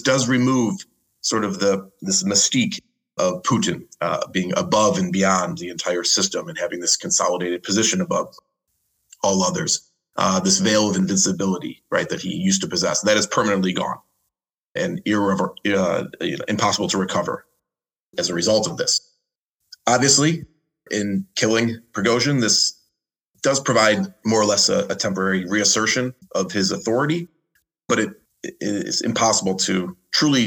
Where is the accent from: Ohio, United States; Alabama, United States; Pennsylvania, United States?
Ohio, United States; Cleveland; I'm American, raised, born and raised in Cleveland, as is my mother